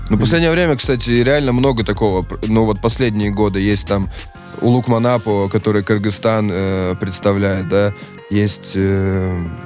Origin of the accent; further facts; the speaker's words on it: Uzbekistan; moved away; я из Узбекистана, у меня регион чуть-чуть другой.